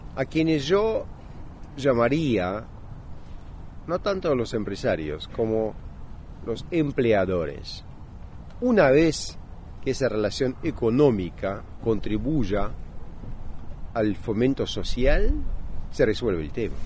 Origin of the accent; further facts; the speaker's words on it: Montevideo, Uruguay; also born or lived in Havana, Cuba; now in Russia; yo nací en La Habana y que yo crecí en Montevideo, lo que se oye